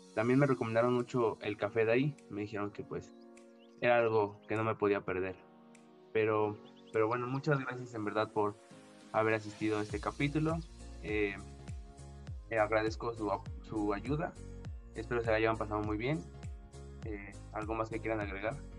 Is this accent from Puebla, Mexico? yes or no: yes; Puebla, Mexico; yo vengo el estado de, Puebla